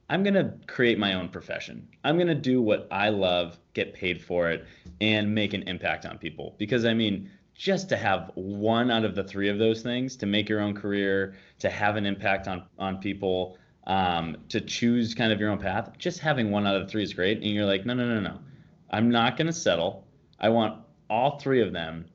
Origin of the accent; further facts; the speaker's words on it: Boston, Massachusetts, United States; I live in Boston. I grew up in the Boston area